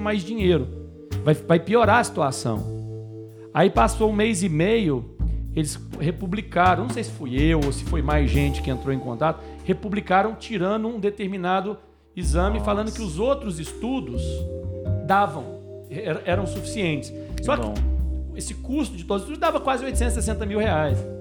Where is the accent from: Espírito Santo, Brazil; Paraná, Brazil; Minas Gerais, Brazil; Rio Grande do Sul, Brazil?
Minas Gerais, Brazil; Como um bom mineiro